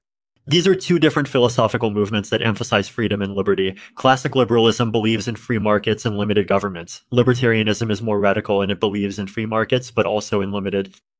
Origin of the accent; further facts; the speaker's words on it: Russia; I grew up in Russia, and I started developing software at a young age.